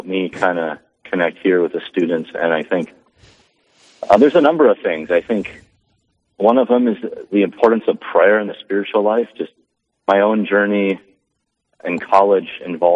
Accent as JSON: {"language": "English", "town": "Lisbon", "region": "North Dakota", "country": "United States", "tie": "born or raised there", "said": "I grew up here in North Dakota in the small town of Lisbon in the Cheyenne River Valley, south of Valley City"}